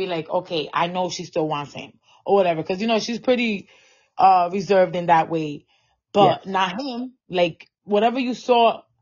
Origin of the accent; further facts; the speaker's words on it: New York City, New York, United States; I am from the Bronx